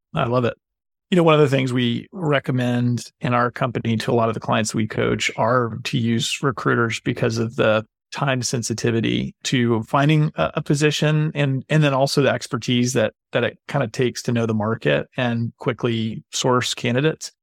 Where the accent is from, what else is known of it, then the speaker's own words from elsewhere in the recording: Boone, North Carolina, United States; I grew up in Boone, North Carolina, so right down the road and into the mountains and, and into the holler, as they say.